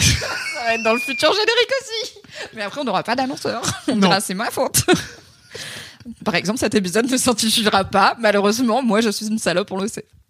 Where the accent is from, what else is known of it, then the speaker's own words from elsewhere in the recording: Drôme, Auvergne-Rhône-Alpes, France; moved away; chez mes parents dans la petite ville où j'ai grandi dans la Drôme